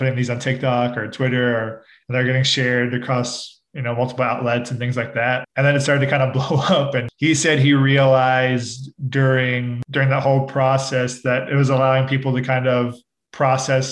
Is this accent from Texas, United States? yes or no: no; San Diego, California, United States; Growing up in San Diego